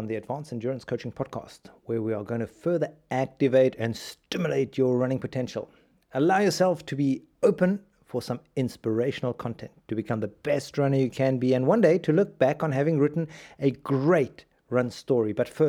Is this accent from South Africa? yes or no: yes; South Africa; When I was a kid, you need to picture this, growing up in South Africa, golf crazy country, Gary Player at his best.